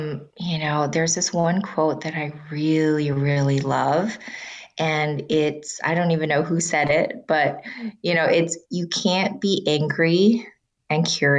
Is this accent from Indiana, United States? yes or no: no; Salt Lake City, Utah, United States; I grew up in Salt Lake City, Utah, in a time where, you know, someone in my class in second grade goes, what, you know, who in this class isn't Mormon?